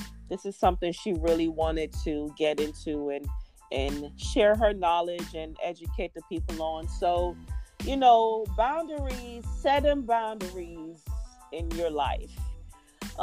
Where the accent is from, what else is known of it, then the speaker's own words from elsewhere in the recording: Jamaica; I'm Jamaican